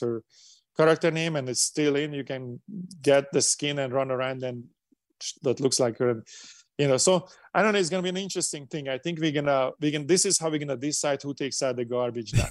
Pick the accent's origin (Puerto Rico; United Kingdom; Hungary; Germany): Hungary; English is a second language; moved away as an adult; now in United States; coming to America and doing what I'm doing from low Hungary, when I didn't speak English, we didn't have passports, we couldn't go to the West